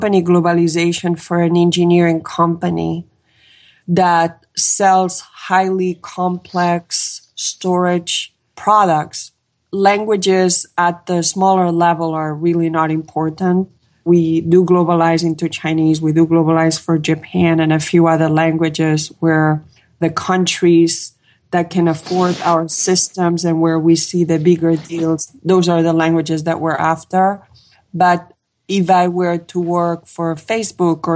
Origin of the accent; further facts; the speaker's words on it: Catalonia, Spain; now in California, United States; I am from Catalonia, which is a small, little, beautiful nation between France and Spain